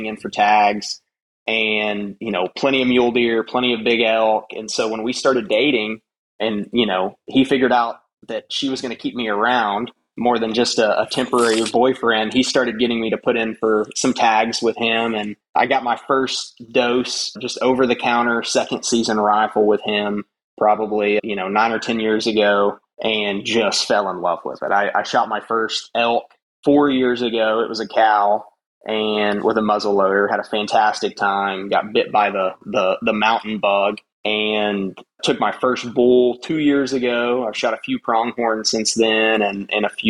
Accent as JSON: {"language": "English", "region": "West Texas", "country": "United States", "tie": "born or raised there", "said": "I grew up in West Texas, you know, hunting deer blinds, deer feeders"}